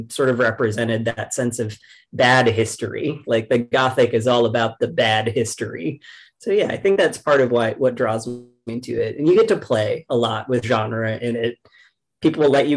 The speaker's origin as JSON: {"language": "English", "region": "rural Kentucky", "country": "United States", "tie": "born or raised there", "said": "I grew up in the South, so I'm from rural Kentucky"}